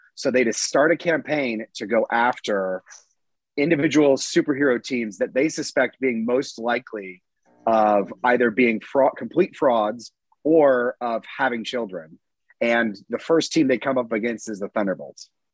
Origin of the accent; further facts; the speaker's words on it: Georgia, United States; I'm from Georgia